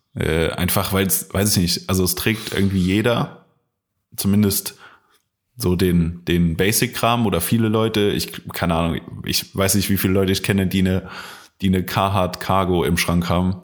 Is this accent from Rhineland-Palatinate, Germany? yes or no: yes; Koblenz, Rhineland-Palatinate, Germany; bei uns in Koblenz gab es halt einen Laden